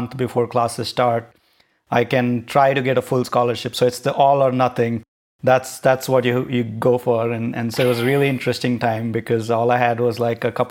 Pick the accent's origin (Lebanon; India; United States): India; Nashik, Maharashtra; also born or lived in Mumbai, India; I was born in Bombay in India. I grew up in a town called Nasik, which is close to Bombay